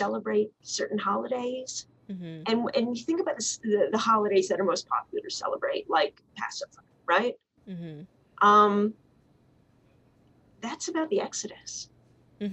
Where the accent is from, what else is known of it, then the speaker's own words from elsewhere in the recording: New York City, New York, United States; moved away; I grew up in Riverdale, where there's a large Jewish community